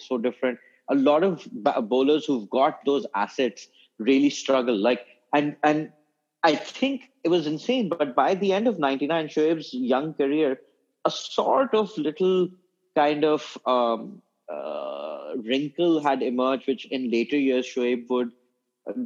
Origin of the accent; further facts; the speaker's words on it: Pakistan; moved away as an adult; now in United Kingdom; I was born in this country